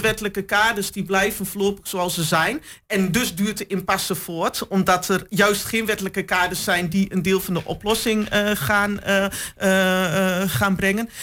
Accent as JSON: {"language": "Dutch", "town": "Hengelo", "region": "Overijssel", "country": "Netherlands", "tie": "born or raised there", "said": "geboren en getogen in Hengelo."}